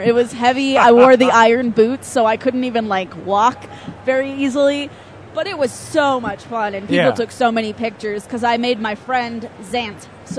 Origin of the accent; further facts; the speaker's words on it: Okinawa, Japan; moved away; also born or lived in Seattle; I was born in Okinawa